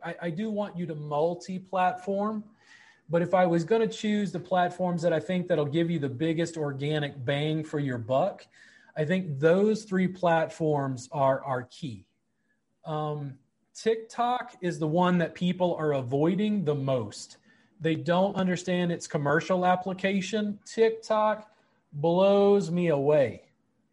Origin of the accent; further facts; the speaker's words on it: South Louisiana, United States; I grew up in South Louisiana